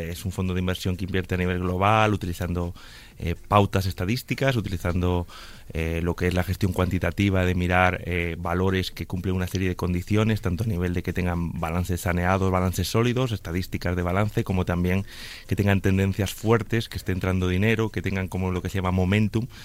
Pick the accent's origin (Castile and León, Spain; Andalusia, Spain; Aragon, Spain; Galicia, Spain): Galicia, Spain; A Coruña; also born or lived in Canary Islands; now in Madrid, Spain; que realmente vivo en Madrid hace muchos años, pero soy coruñés y medio canario también